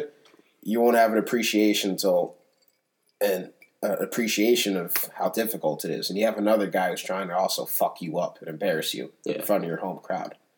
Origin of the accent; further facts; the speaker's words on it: Potomac, Maryland, United States; also born or lived in Silver Spring, Maryland / Germantown, Maryland / Guinea (parents); most of my life, definitely, I was raised in Potomac